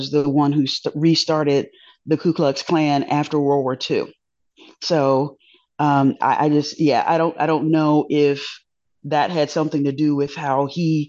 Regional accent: Augusta, Georgia, United States; also born or lived in Alaska; I'm from Augusta, Georgia, home of the Masters and number one godfather of soul, …

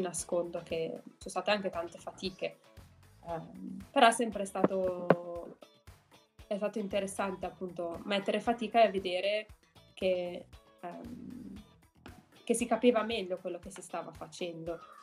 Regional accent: Milan, Lombardy, Italy; moved away as an adult; also born or lived in Netherlands / Germany; now in United States; io sono di Milano, quindi dovevo abitare con i miei genitori

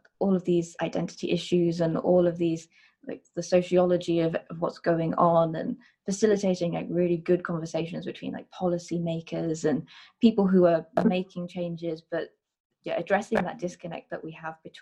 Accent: Walsall, West Midlands, United Kingdom; also born or lived in Lancaster; born and raised in Warsaw. Been here all of my life until my time at uni

